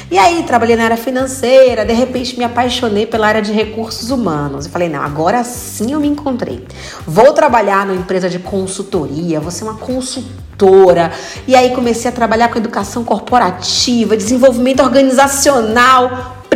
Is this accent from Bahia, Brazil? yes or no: yes; Bahia, Brazil; Painho, né? Eu sou baiana.